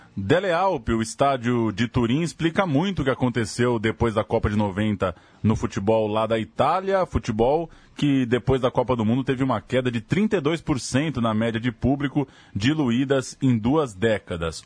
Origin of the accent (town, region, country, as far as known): Brazil